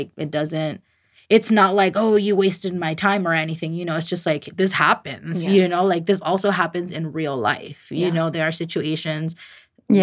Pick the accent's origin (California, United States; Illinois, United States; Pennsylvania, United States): California, United States; I was born in California.